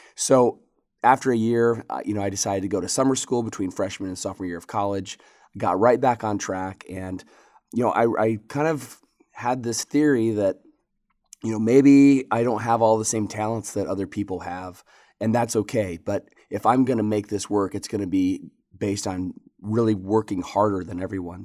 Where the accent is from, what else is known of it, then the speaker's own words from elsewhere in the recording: Michigan, United States; moved away as an adult; also born or lived in Lexington, Kentucky; I grew up in Michigan and, uh, at age eighteen came down to Lexington, Kentucky